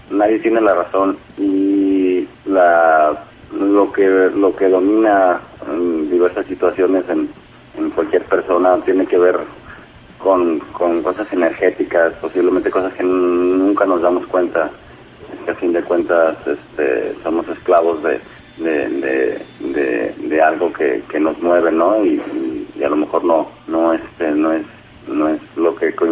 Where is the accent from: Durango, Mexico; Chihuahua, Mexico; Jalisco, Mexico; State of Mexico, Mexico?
Jalisco, Mexico; Guadalajara; nosotros somos … de Guadalajara, Jalisco.